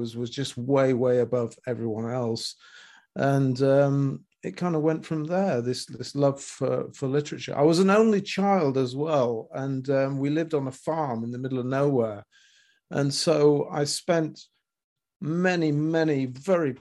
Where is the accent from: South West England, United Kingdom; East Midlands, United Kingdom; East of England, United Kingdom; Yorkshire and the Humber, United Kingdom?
Yorkshire and the Humber, United Kingdom; Ripon; now in Japan; I was born in Yorkshire, in Ripon, just outside Ripon.